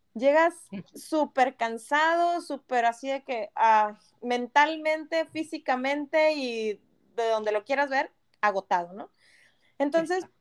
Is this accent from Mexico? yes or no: yes; Monterrey, Nuevo León, Mexico; moved away as an adult; now in Canada; nosotros como regios